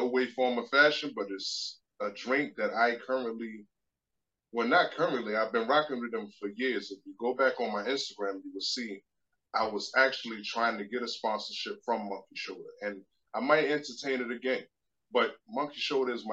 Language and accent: English; New York City, New York, United States; now in Durham, United States; I'm from Queens, New York